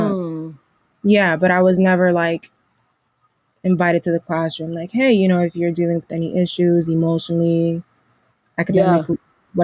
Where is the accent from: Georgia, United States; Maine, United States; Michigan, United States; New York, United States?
New York, United States; New York City; growing up in New York City and me just growing up in the, you know, in the public school system